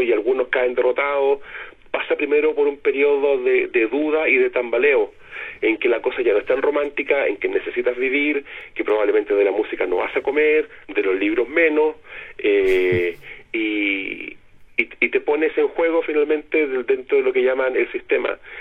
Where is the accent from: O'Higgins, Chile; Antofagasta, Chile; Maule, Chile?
Antofagasta, Chile; now in Santiago, Chile; yo soy nortino, yo soy antofagastino